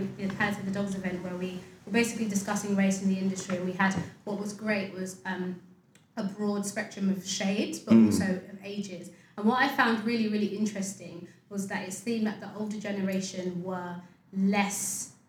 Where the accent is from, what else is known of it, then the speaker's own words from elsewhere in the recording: United Kingdom; I am just as British as my white colleagues. I was born here just like you.